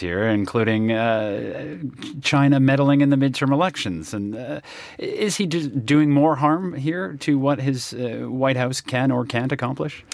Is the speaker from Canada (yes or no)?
yes; Canada; As a Canadian